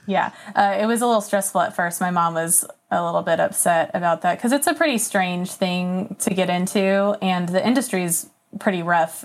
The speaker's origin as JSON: {"language": "English", "area": "Napa Valley", "region": "California", "country": "United States", "tie": "born or raised there", "also_born_or_lived": "Oklahoma / San Francisco, California", "moved": "as an adult", "lives_now": "South Carolina, United States", "said": "I was born in Oklahoma and then moved to California when I was like eight. And I lived in the Napa Valley for uh, 13 years"}